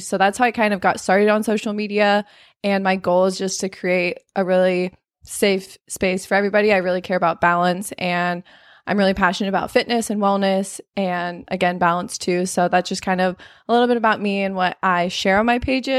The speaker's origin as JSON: {"language": "English", "region": "Arizona", "country": "United States", "said": "I live in Arizona, or I live in California. I'm from Arizona. I'm 23 and I'm a certified personal trainer."}